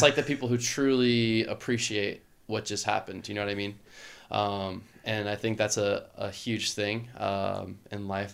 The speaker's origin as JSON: {"language": "English", "region": "Louisiana", "country": "United States", "tie": "born or raised there", "said": "growing up in the Southeast"}